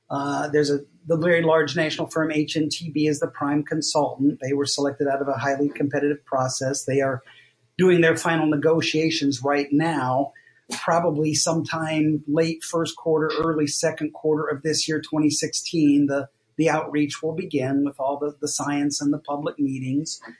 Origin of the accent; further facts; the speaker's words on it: Ohio, United States; that's when I came fresh from Ohio, very monolingual, very idealistic